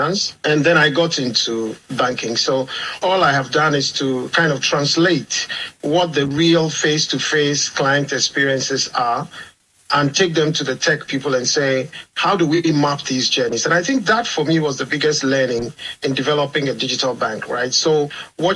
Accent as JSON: {"language": "English", "region": "southeastern Ghana", "country": "Ghana", "moved": "as an adult", "lives_now": "Jersey", "said": "I'm Ghanaian. I come from Ghana, from the southeastern side of Ghana"}